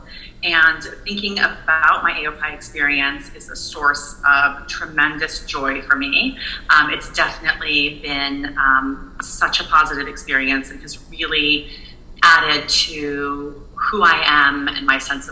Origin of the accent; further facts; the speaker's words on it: San Francisco, California, United States; also born or lived in Iran; my brother and I were raised in San Francisco